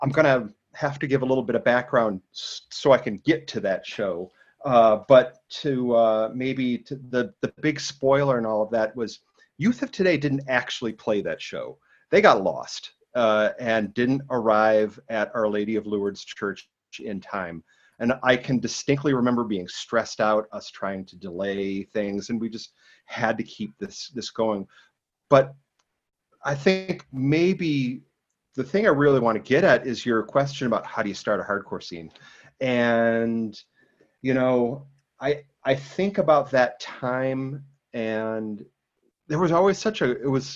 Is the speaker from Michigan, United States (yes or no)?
no; Rochester, New York, United States; moved away as an adult; now in Washington, DC, United States; I was born and raised in Rochester, New York